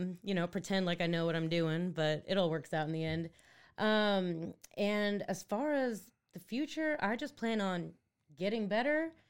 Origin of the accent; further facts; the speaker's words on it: Netherlands; moved away; I was born in Holland. I'm Dutch